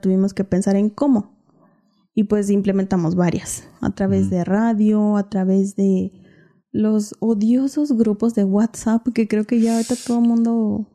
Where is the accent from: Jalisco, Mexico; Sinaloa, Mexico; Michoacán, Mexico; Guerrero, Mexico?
Michoacán, Mexico; Ocumicho; la gente de, de mi pueblo